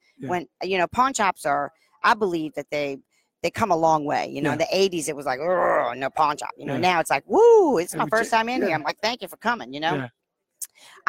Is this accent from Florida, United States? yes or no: no; New Orleans, Louisiana, United States; I'm from New Orleans.